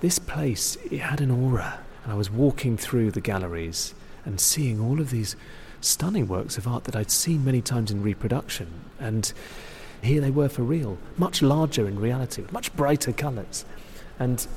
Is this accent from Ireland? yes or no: no; United Kingdom; as a British art critic